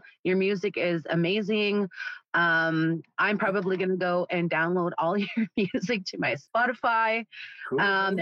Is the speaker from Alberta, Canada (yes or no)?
yes; Wabasca, Alberta, Canada; my hometown, Wabasca